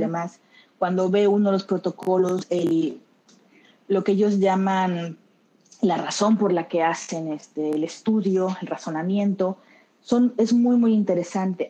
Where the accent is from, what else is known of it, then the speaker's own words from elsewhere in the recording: Tabasco, Mexico; also born or lived in Mexico City; now in Barcelona, Spain; yo soy de Tabasco, pero vivía en Ciudad de México, ahí empecé a estudiar, ahí trabajaba.